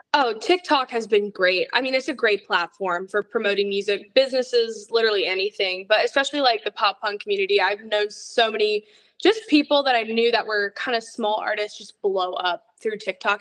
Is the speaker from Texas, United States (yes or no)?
no; Atlanta, Georgia, United States; also born or lived in Florida; I've lived here in Atlanta since I was about like four years old